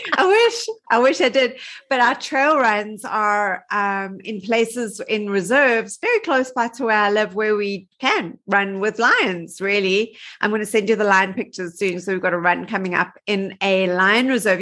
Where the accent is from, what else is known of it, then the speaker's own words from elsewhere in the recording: Johannesburg, Gauteng, South Africa; also born or lived in New York; I am from Johannesburg, South Africa. Um, I've lived here my whole life.